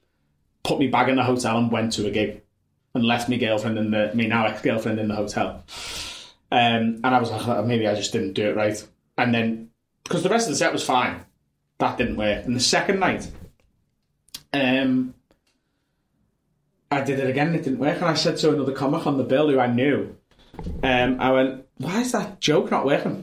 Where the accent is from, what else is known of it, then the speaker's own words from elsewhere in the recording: Liverpool, North West England, United Kingdom; accent: Scouse; I'm North Liverpool, and it's okay. A very different accent that, like, mine's quite sharp